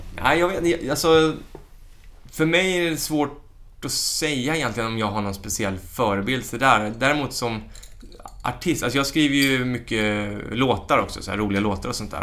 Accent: Stockholm, Stockholm County, Sweden; also born or lived in Värmdö; som den stockholmare jag var

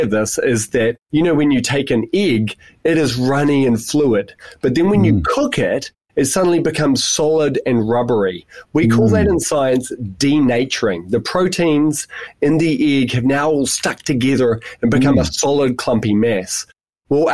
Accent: New Zealand; moved away as an adult; also born or lived in United Kingdom; now in Tasmania, Australia; I'm a New Zealander, and I've also spent 5 years in the UK, and now I'm here in Australia

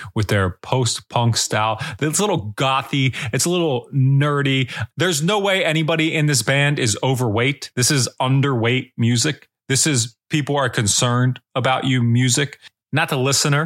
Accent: United States; I'll just be this normal ass white guy from the United States of America until the day

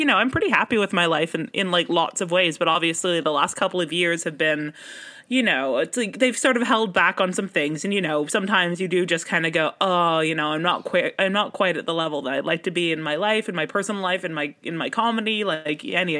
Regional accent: Canada; as a Canadian.

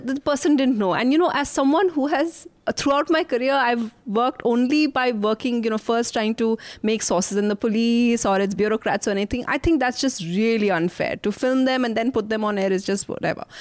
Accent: Shillong, Meghalaya, India; moved away; my Shillong of childhood

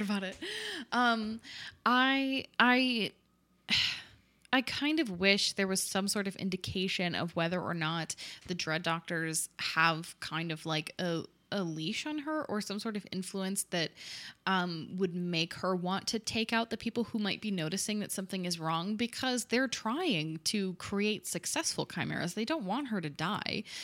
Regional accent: United States; being an American

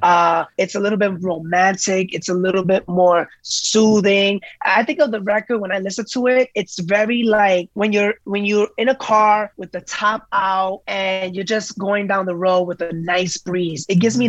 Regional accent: New York City, New York, United States; I am Puerto Rican from the Bronx

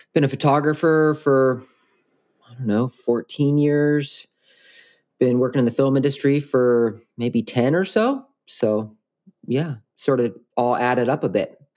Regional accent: Washington, United States; I grew up in Washington

